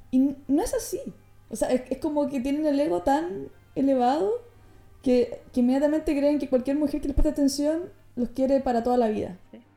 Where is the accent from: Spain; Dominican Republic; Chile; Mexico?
Chile; now in Netherlands; yo vengo de Chile, un país que se caracteriza por ser frío, por ser aislado y por tanto mi, mi latin, latinicidad, no sé cómo se dice, mis raíces latinas son eh, básicamente porque nací ahí